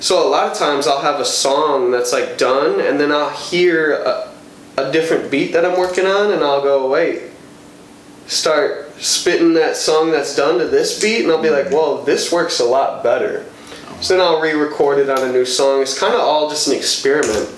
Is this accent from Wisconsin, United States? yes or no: yes; Madison, Wisconsin, United States; now in Milwaukee, United States; I grew up 18 years in Madison